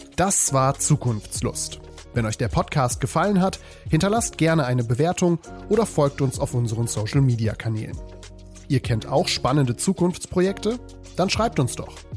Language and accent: German; North Rhine-Westphalia, Germany; ich bin auch Westfälin